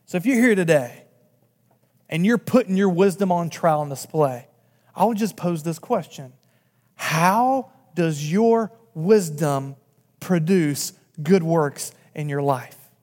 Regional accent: North Carolina, United States; moved away as an adult; now in Massachusetts, United States; I'm from North Carolina

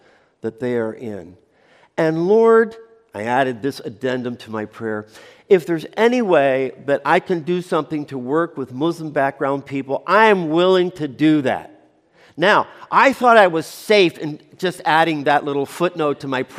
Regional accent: United States; moved away; also born or lived in Chile; I'm an American

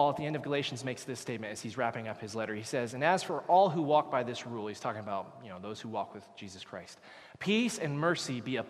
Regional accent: Canada; Canadians, where did we come from? We came from England, came from Great Britain.

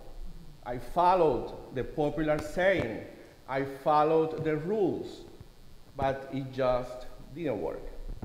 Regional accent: Cuba; moved away; This is a popular saying in Cuba, my home country.

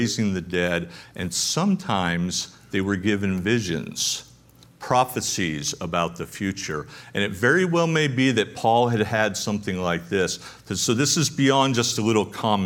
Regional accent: Connecticut, United States; moved away; I grew up in Connecticut.

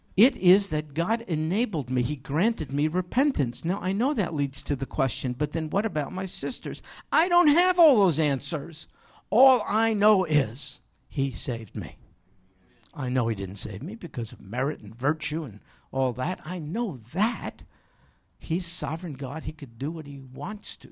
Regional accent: New York, United States; moved away; we don't have too many sheep in where I grew up in New York.

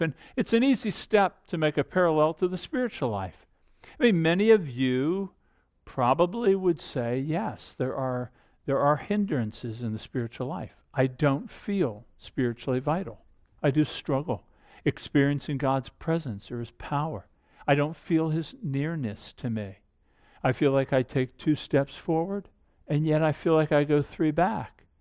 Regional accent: Annapolis, Maryland, United States; I grew up outside of Annapolis

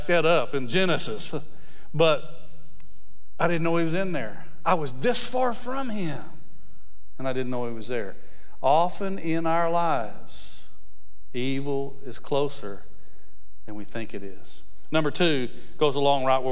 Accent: West Texas, United States; I grew up in West Texas

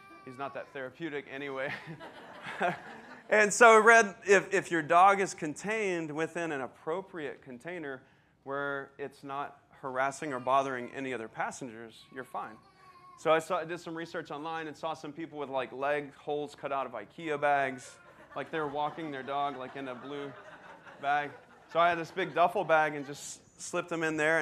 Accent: Texas, United States; moved away; I grew up in Texas

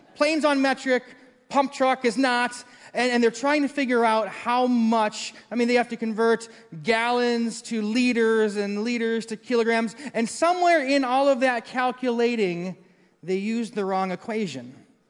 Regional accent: Maple Grove, Minnesota, United States; I grew up in Maple Grove. We moved there when it was farmland

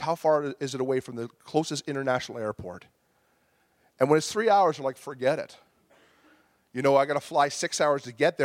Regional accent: Bolton, Ontario, Canada; I grew up in Bolton, Ontario, and I lived in the same house for 20 years

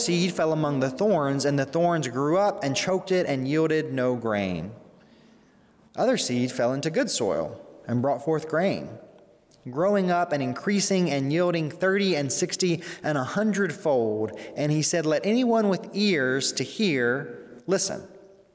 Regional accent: Mississippi, United States; now in Arlington Heights, United States; my hometown in Mississippi

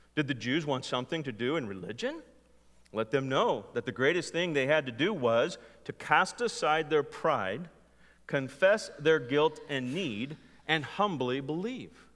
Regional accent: California, United States; growing up in California

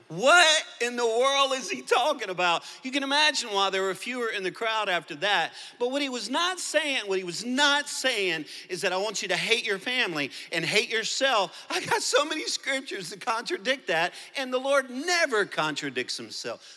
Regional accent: Louisiana, United States; accent: Cajun; now in Arkansas, United States; i'm a cajun from Louisiana. I live in Arkansas, two different places

